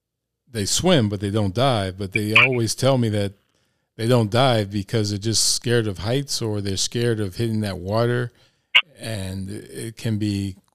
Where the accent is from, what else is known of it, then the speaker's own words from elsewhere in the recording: New Orleans, Louisiana, United States; now in El Paso, United States; I was born in New Orleans.